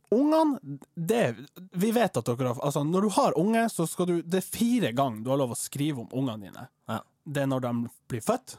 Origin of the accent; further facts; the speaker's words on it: Troms, Norway; jeg er fra Stakkevollan